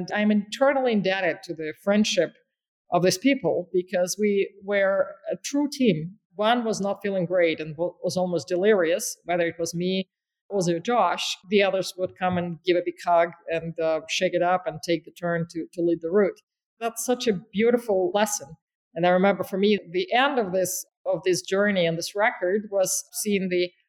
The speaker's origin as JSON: {"language": "English", "region": "Caucasus", "country": "Russia", "tie": "born there", "said": "And I am from there. I was born in the Caucasus"}